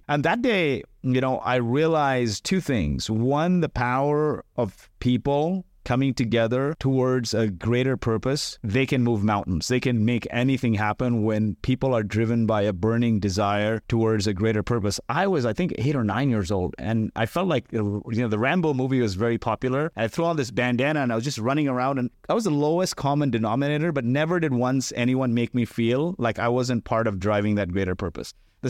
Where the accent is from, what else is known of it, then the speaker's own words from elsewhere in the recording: Kuwait; born there; also born or lived in India; So I was born in Kuwait. My parents are from India and they weren't really educated.